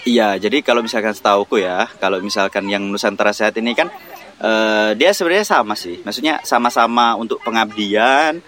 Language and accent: Indonesian; Natuna, Riau Islands, Indonesia; moved away as an adult; now in West Kalimantan, Indonesia; aku lahirnya di Natuna yang uh, notabene Melayu